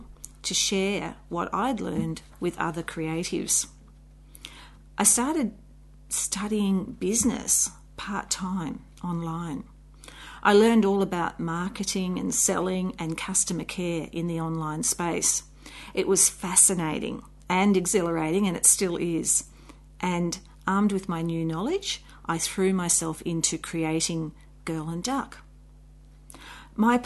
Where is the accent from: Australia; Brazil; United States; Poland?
Australia; I'm an Australian children's author.